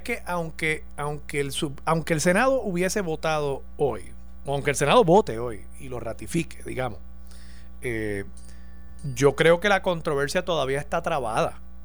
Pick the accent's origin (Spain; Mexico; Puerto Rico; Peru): Puerto Rico; nosotros como puertorriqueños